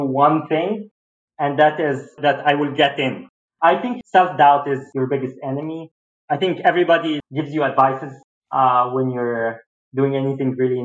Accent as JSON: {"language": "English", "country": "Egypt", "moved": "yes", "lives_now": "Boston, United States", "said": "there's big difference between living in Egypt and living in Boston."}